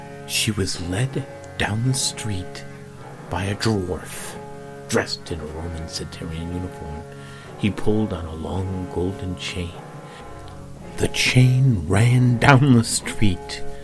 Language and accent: English; Oak Park, Illinois, United States; I grew up in Oak Park, Illinois, where there was a strong theater crowd